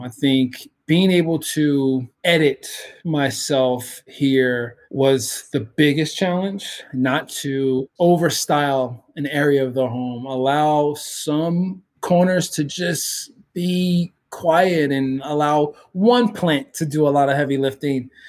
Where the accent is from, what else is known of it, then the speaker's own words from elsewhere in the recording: Baltimore, Maryland, United States; moved away; Growing up in Baltimore, in the city of Baltimore, and the situation I grew up